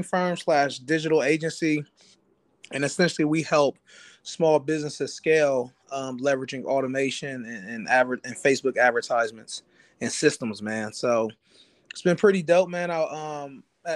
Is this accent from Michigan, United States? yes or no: no; Columbus, Ohio, United States; I'm from Columbus, Ohio